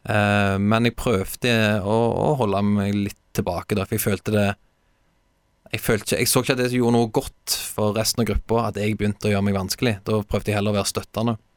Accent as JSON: {"language": "Norwegian", "town": "Stavanger", "region": "Rogaland", "country": "Norway", "also_born_or_lived": "Haugesund", "said": "jeg skal hjem, jeg skal spille for Viking"}